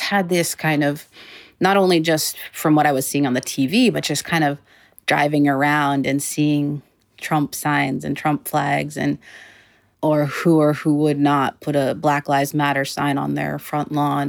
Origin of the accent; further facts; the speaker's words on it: Massachusetts, United States; now in Los Angeles, United States; I'm from Massachusetts, so in a way it felt like I was kind of going home.